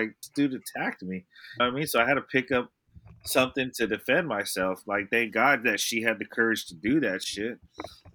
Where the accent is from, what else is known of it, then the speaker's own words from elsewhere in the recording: the Bay Area, California, United States; We're from the Bay.